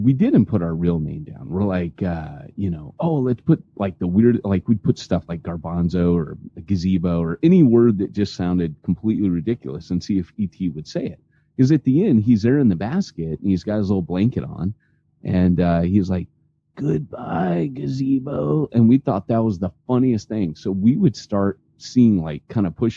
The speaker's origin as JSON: {"language": "English", "region": "Southern California", "country": "United States", "tie": "born or raised there", "said": "growing up in Southern California"}